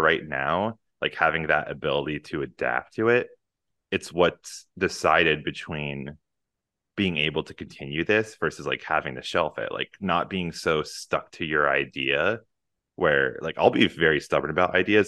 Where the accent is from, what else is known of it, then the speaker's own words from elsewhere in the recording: Northeast, United States; moved away; I come from the Northeast